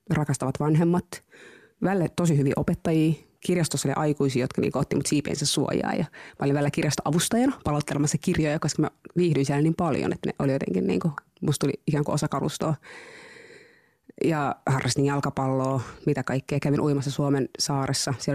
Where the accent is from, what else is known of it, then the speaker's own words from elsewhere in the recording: Tampere, Pirkanmaa, Finland; Monien vaiheiden kautta. Se on vähän pidempi tarina, mutta siis olen asunut Tampereella lapsuuteni